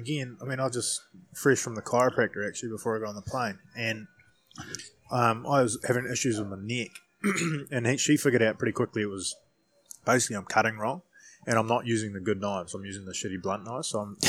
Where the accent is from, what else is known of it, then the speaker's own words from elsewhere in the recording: New Zealand; most of us growing up in New Zealand